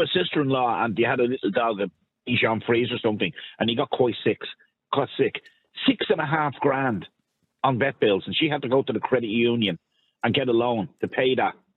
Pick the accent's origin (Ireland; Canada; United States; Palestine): Ireland; I served my country in the army as my father and my brothers did. I love this country